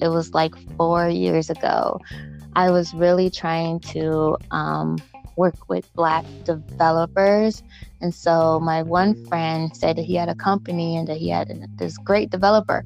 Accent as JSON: {"language": "English", "town": "Chicago", "region": "Illinois", "country": "United States", "tie": "born or raised there", "moved": "yes", "lives_now": "Minnesota, United States", "said": "Born and raised in Chicago"}